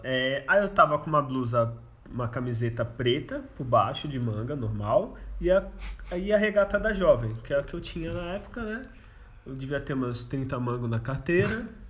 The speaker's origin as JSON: {"language": "Portuguese", "town": "Santos", "region": "São Paulo", "country": "Brazil", "said": "a gente é de Santos"}